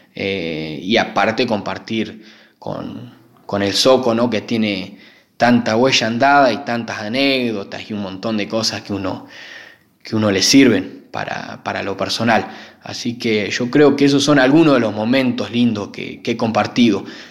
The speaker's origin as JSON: {"language": "Spanish", "town": "Rivera", "region": "Buenos Aires Province", "country": "Argentina", "tie": "born or raised there", "also_born_or_lived": "Santa Rosa, La Pampa", "lives_now": "Coronel Suárez, Argentina", "said": "me radiqué desde muy pequeño y me crié en Rivera, que, ya pertenece a la provincia de Buenos Aires"}